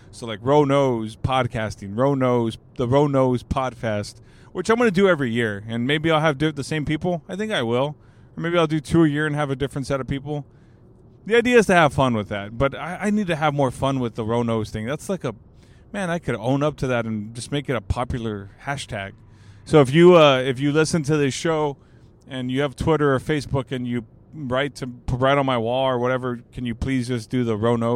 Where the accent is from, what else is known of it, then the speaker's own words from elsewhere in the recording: California, United States; and I'm from the Bay Area, man. I'm from the Bay.